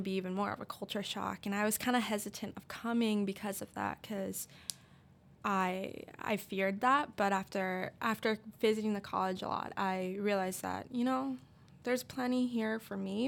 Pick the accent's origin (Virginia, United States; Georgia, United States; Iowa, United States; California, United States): Iowa, United States; West Liberty; I am from West Liberty, Iowa.